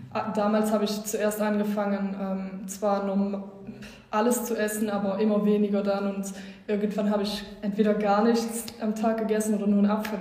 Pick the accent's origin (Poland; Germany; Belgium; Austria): Belgium; Wallonia; Ich komme aus Ostbelgien